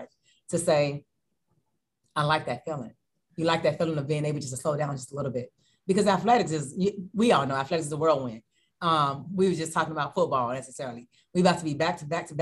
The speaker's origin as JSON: {"language": "English", "town": "Chicago", "region": "Illinois", "country": "United States", "moved": "as an adult", "lives_now": "Hampton Roads, United States", "said": "I'm from Chicago"}